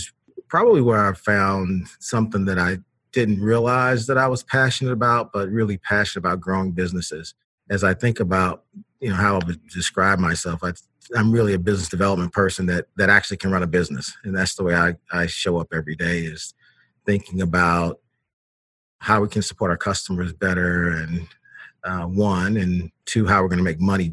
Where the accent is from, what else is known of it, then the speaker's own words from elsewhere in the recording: Knoxville, Tennessee, United States; moved away as an adult; also born or lived in Ohio; I was born in Knoxville, Tennessee. So I am I'm a Southern gentleman by birth, at least.